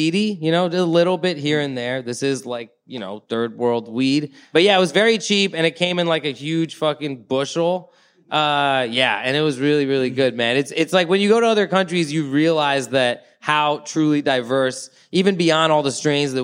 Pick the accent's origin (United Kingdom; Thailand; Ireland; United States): Thailand; moved away; I grew up in Thailand, right? I left before I smoked weed, but I returned when I was 19